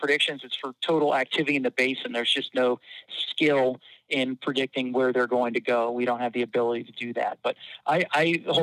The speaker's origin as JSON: {"language": "English", "town": "Philadelphia", "region": "Pennsylvania", "country": "United States", "tie": "born or raised there", "moved": "as an adult", "lives_now": "Louisiana, United States", "said": "I grew up in Philadelphia"}